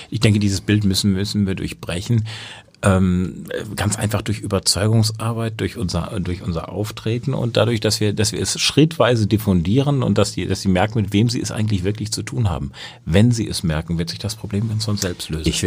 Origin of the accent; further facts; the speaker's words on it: Baden-Württemberg, Germany; Naja, also ich komme aus Baden-Württemberg, da haben wir einen grünen